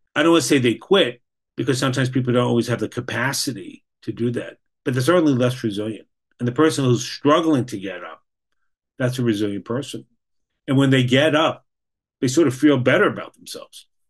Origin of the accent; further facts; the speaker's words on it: New York, United States; moved away as an adult; now in Boston, United States; I was educated in New York. I grew up in New York. I live in Boston the last 40 years